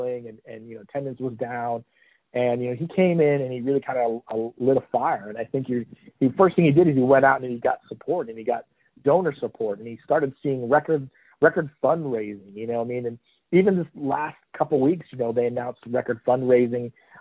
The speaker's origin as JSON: {"language": "English", "region": "Indiana", "country": "United States", "tie": "born or raised there", "moved": "yes", "lives_now": "Florida, United States", "said": "I'm from Indiana originally, and so I grew up being, you know, a basketball fan first."}